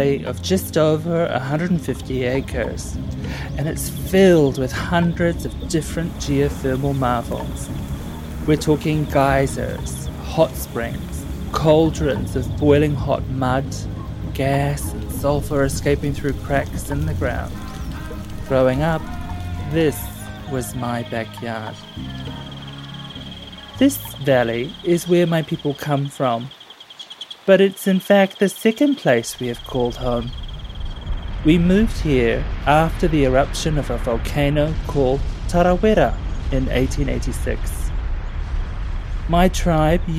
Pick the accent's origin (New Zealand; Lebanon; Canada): New Zealand; North Island; the New Zealand Tourism Board was established in my hometown in 1901